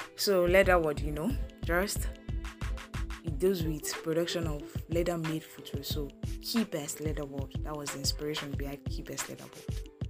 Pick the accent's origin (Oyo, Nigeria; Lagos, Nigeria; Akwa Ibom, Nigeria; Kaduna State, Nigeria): Oyo, Nigeria; Ogbomoso; also born or lived in Agbado, Ijaiye (schooling); I hail from Oyo State, Ogbomoso local government